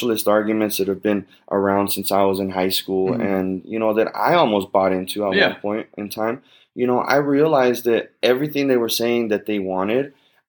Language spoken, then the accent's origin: English; United States; I'm American first and foremost